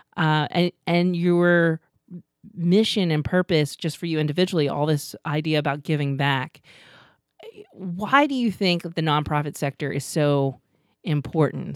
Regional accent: Los Angeles, California, United States; moved away as an adult; now in York, United States; I grew up in Los Angeles. I know Los Angeles.

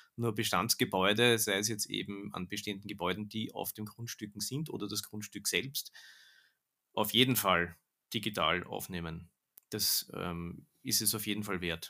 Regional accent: Austria; bei uns in Österreich

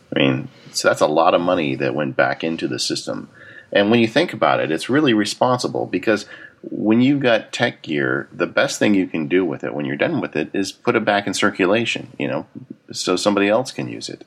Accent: Southern California, United States; I grew up in Southern California

